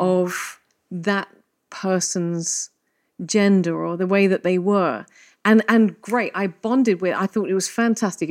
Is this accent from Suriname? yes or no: no; England, United Kingdom; now in Malta; I'm English